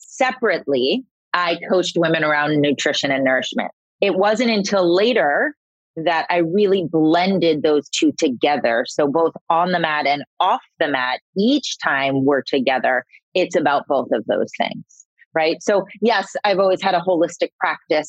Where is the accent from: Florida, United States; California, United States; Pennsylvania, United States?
Florida, United States; I'm from Florida